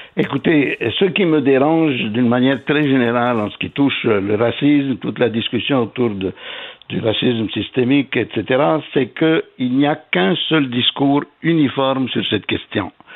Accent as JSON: {"language": "French", "region": "Quebec", "country": "Canada", "said": "en tant que Québécois"}